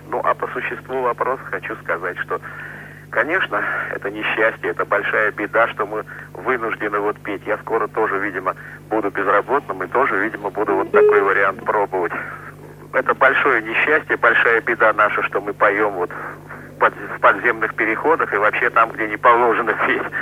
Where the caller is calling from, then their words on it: Samara, Samara Oblast, Russia; Э, я из Самары